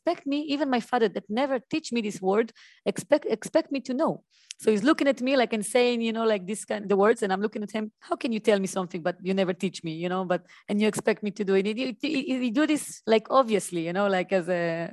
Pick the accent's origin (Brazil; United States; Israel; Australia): Israel; moved away as an adult; now in Dubai, United Arab Emirates; growing up in Israel and to be linked to, okay, I'm Arab Jew